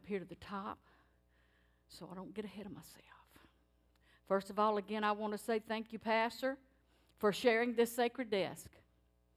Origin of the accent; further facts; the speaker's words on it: Cajun, Louisiana, United States; That's Cajun. That's the way I was raised.